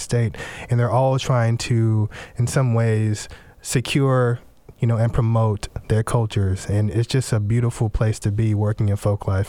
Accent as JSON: {"language": "English", "town": "Houston", "region": "Texas", "country": "United States", "tie": "born or raised there", "also_born_or_lived": "Tennessee / Louisiana (family)", "moved": "as an adult", "lives_now": "Washington, United States", "said": "the African-American culture that I grew up in down in Houston, Texas"}